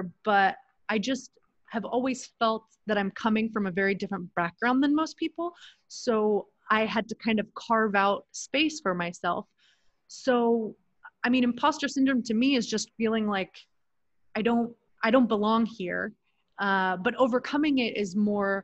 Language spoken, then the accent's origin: English; Kansas City, Missouri, United States; moved away as an adult; also born or lived in United Arab Emirates / Sacramento, California / Los Angeles, California / Orange County, California; now in Mexico; I grew up in Kansas City, Missouri, in a lower income area